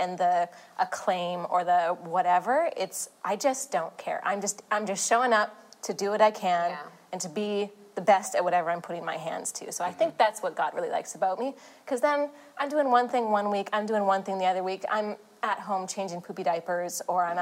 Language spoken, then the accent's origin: English; Canada; now in Los Angeles, United States; we're from Canada. Sam and I moved down